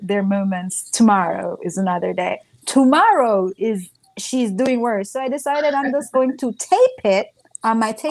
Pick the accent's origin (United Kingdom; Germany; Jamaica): Jamaica; moved away as an adult; growing up in Jamaica